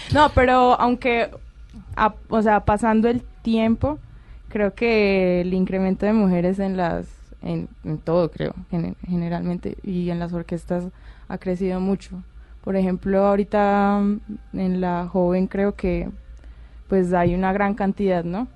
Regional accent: Pereira, Risaralda, Colombia; also born or lived in Cali; Yo nací en Cali, pero me crié en Pereira. A los, pues empecé a vivir allí a los seis años

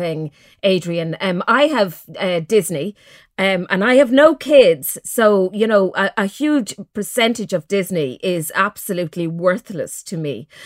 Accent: Mullingar, Leinster, Ireland; growing up in Mullingar

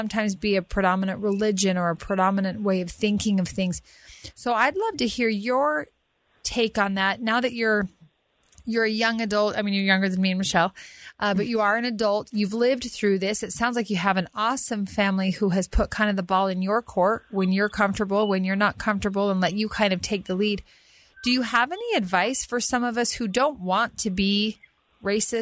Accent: Utah, United States; I am a Caucasian woman born and bred in Utah

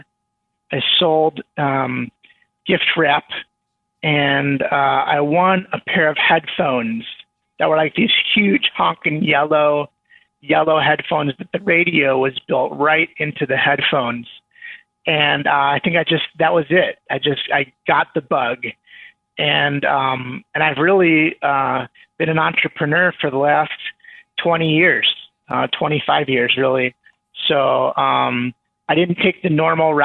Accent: Chicago, Illinois, United States; also born or lived in Minnesota / Evanston; I grew up in the Chicago area

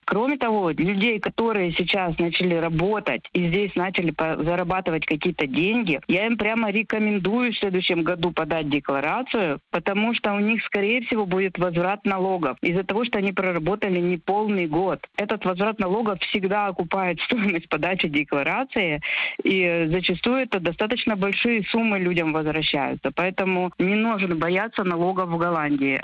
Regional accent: Vinnytsia, Vinnytsia Oblast, Ukraine; moved away as an adult; now in Netherlands; Я сама из Винницы.

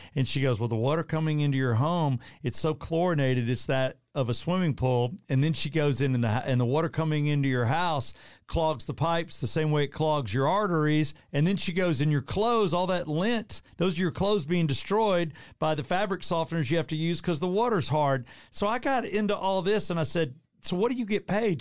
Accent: College Park, Georgia, United States; also born or lived in West End, Atlanta, Georgia / Fayetteville, Georgia; we moved to College Park, and we lived there until I was eighteen years old.

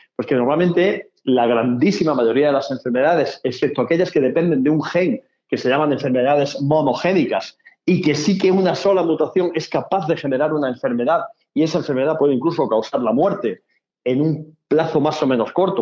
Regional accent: Spain

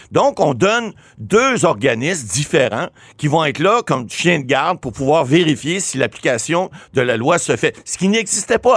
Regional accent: Ottawa, Ontario, Canada; il semble-t-il que c'est des gens d'Ottawa qui font, font. Je suis natif d'Ottawa.

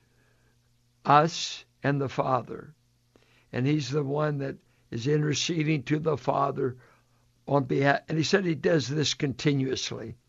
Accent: Richmond, United States; I came from Irish blue collar South Richmond, rough and tumble roots

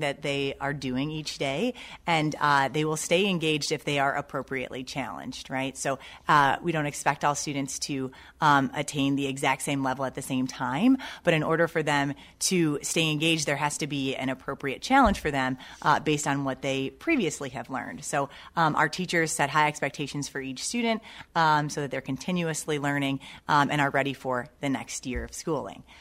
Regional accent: Toledo, Ohio, United States; moved away as an adult; also born or lived in Sylvania, Ohio; now in Pittsburgh, United States; I'm from Toledo, Ohio

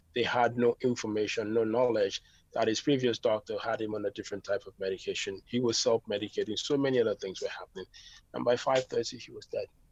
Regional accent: Dublin, Leinster, Ireland; I grew up in Ireland in Dublin

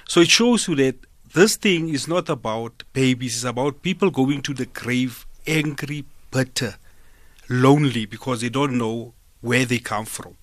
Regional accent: Smithfield, Free State, South Africa; I'm from a rural area, ne? I'm from Smithfield

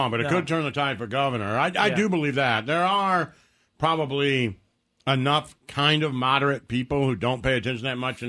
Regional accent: Detroit, Michigan, United States; I come from Detroit.

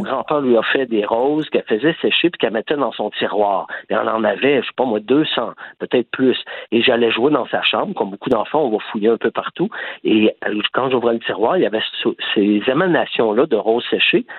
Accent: Quebec, Canada; moved away as an adult; now in Barcelona, Spain; je suis québécois, tout le monde le sait, j'ai le Québec tatoué au cœur. Ma famille est ici

